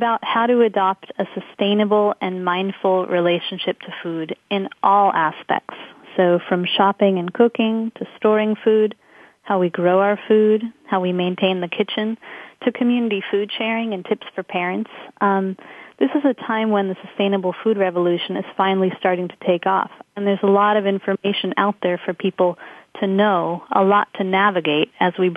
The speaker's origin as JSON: {"language": "English", "town": "Los Angeles", "region": "California", "country": "United States", "tie": "born or raised there", "moved": "as an adult", "said": "I grew up in Los Angeles, but I left at a very young age after high school"}